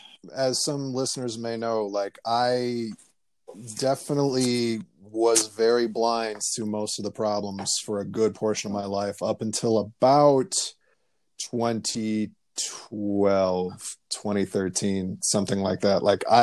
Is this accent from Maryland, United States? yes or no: no; rural Iowa, United States; I come from the Midwest, and, you know, I come from rural Iowa